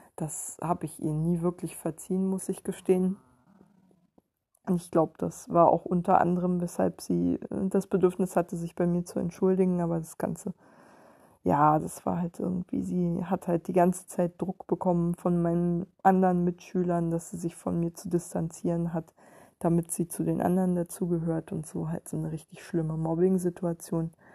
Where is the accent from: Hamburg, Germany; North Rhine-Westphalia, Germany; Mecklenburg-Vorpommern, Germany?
Mecklenburg-Vorpommern, Germany; Ueckermünde; moved away; bei uns in Öckermünde war das so, dass die Lehrer quasi die Intellektuellen waren